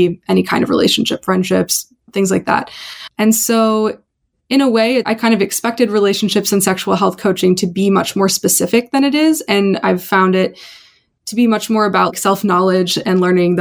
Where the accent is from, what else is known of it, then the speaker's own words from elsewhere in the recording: Bay Area, California, United States; I was growing up in the Bay Area